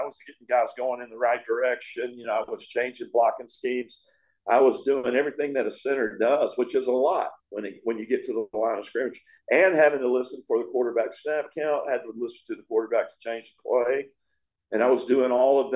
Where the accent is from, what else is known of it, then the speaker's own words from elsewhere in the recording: East Texas, United States; moved away as an adult; also born or lived in Tampa Bay, Florida; I was a kid from East Texas.